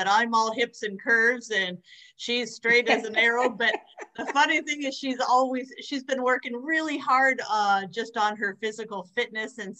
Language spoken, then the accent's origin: English; New Hampshire, United States; moved away; I'm from New Hampshire originally